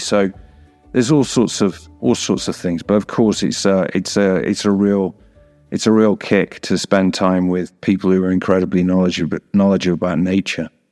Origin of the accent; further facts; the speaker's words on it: England, United Kingdom; moved away as an adult; now in Bolivia; I am not Bolivian. I am from the United Kingdom. I'm English.